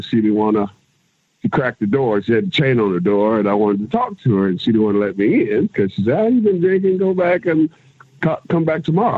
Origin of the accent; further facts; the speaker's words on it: Kansas City, United States; I'm from Kansas. Uh, you know, I grew up in Kansas City